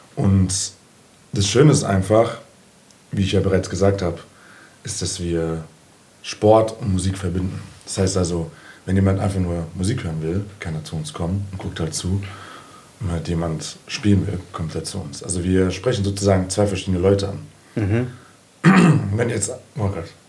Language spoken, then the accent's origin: German; Frankfurt, Hesse, Germany; ich bin seit eh und die Bockenheimer